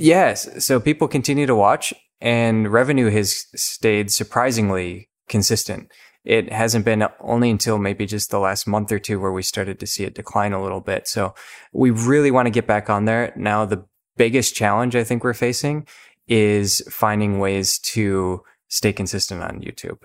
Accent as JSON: {"language": "English", "region": "Minnesota", "country": "United States", "said": "I'm from Minnesota"}